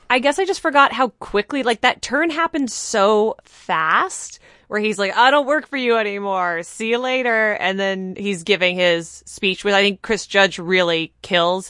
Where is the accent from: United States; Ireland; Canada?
Canada; As a Canadian